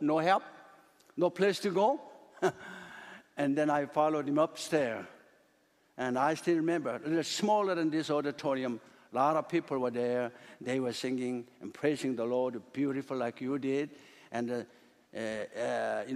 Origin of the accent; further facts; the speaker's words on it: South Korea; English is a second language; moved away; when I was in Korea, a little boy